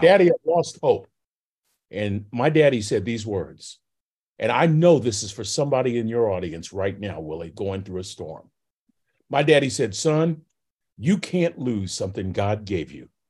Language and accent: English; Vallejo, California, United States; now in Texas, United States; Bobby and I grew up in Vallejo, California